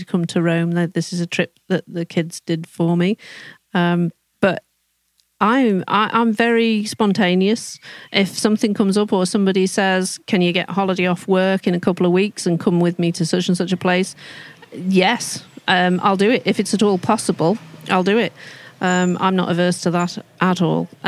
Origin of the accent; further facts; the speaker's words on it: Shropshire, West Midlands, United Kingdom; accent: Shropshire; the Shropshire accent that I've probably got